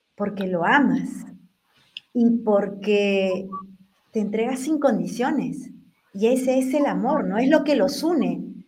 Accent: Peru; yo soy peruana, así que en Perú decimos enamorado.

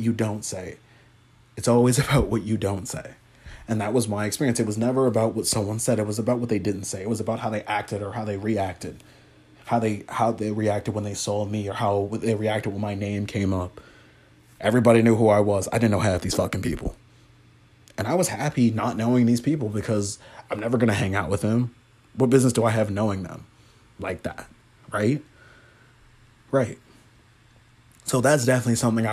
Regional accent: Huntington Beach, California, United States; growing up in Huntington Beach

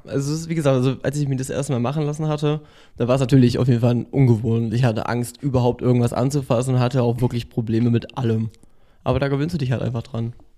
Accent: Bremen, Germany; moved away as an adult; now in Berlin, Germany; hauptsächlich in Bremen, also in meiner Heimat gewohnt.

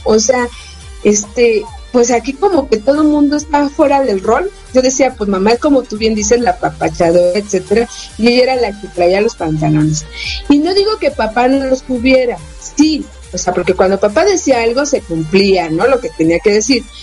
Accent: Mexico City, Mexico; yo nací en la Ciudad de México

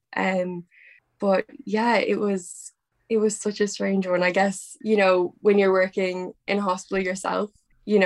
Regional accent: Dublin, Leinster, Ireland; I'm 23 and I'm from Dublin, Ireland.

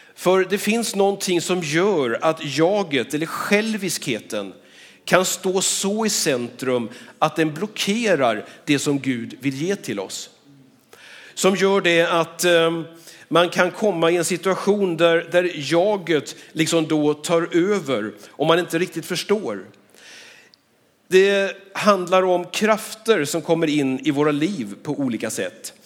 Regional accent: Skövde, Västra Götaland, Sweden; Jag är född och uppvuxen här i Skövde

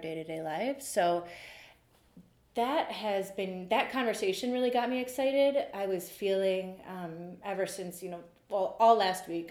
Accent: Cleveland, Ohio, United States; also born or lived in Lakewood, Ohio / Rocky River, Ohio; I grew up um, from like first grade on here in Cleveland

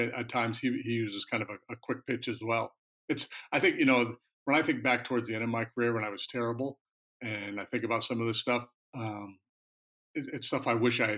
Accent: Northern New York, United States; growing up in Northern New York, our little radio station up there, 1340 on the dial

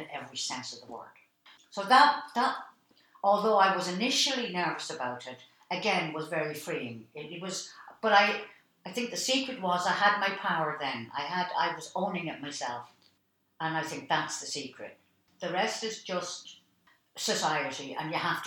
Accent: Dublin, Leinster, Ireland; my life growing up in Dublin

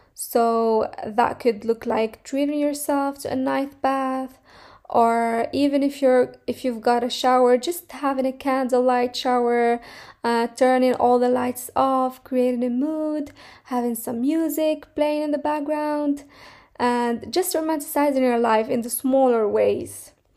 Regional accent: Morocco; now in Finland; I'm coming from Morocco

